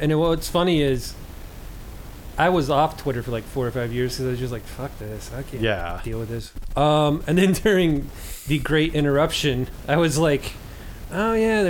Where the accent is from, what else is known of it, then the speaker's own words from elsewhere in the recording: United States; I'm just American white trash.